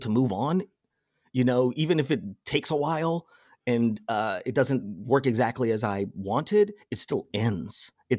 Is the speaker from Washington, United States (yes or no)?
no; Las Vegas, Nevada, United States; Las Vegas, Nevada.